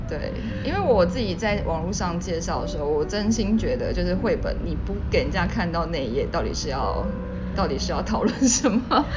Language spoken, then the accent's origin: Chinese; Taiwan; 我们台湾人